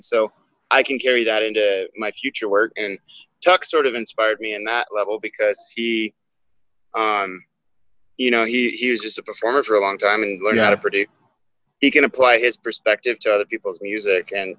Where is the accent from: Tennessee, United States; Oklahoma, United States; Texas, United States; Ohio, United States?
Texas, United States; Of course, I'm from Texas.